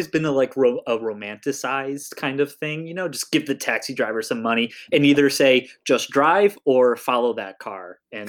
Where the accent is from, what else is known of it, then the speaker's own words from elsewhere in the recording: Germany; My relatives may have been in World War II on the Germany side because I'm from Germany.